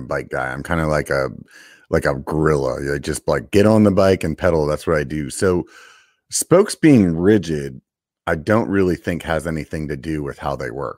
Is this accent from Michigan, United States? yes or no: no; York, Pennsylvania, United States; I'm actually from York, Pennsylvania